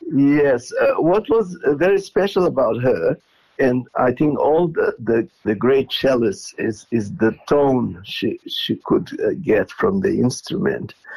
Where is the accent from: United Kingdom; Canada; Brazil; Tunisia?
Brazil; Porto Alegre, Rio Grande do Sul; moved away as an adult; also born or lived in Israel; now in Melbourne, Australia; I was born in Porto Alegre